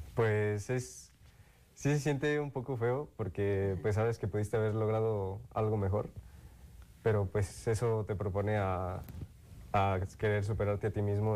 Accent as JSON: {"language": "Spanish", "town": "Morelia", "region": "Michoacán", "country": "Mexico", "said": "soy de aquí, de Morelia"}